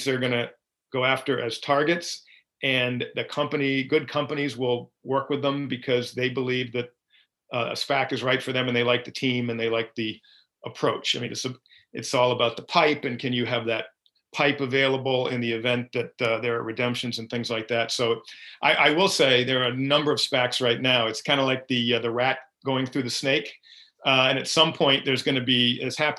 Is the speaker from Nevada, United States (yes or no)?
no; Byfield, Massachusetts, United States; I grew up in a town called Byfield, Massachusetts, which is North Shore of Massachusetts